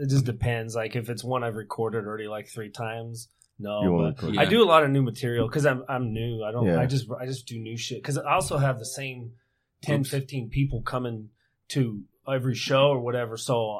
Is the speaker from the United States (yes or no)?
yes; Buckeye, Arizona, United States; I was raised in Buckeye, born in Buckeye, lived here my whole life.